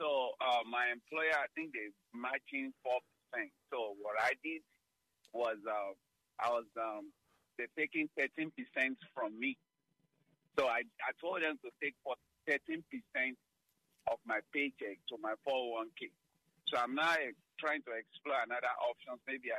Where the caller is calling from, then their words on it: Bowie, Maryland, United States; I'm calling from Bowie, Maryland.